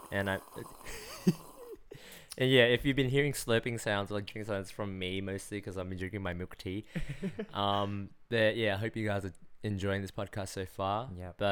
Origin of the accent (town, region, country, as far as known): Australia; born or raised there